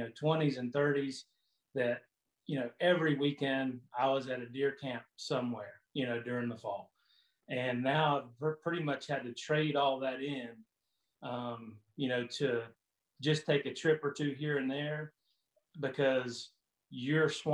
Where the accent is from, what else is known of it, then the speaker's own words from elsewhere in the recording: Florida, United States; moved away as an adult; I'm originally from Florida. I lived in Florida all my life for 40 plus years